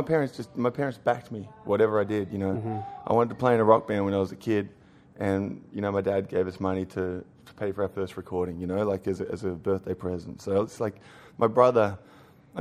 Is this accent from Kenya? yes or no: no; Australia; now in New York City, United States; I'm an Australian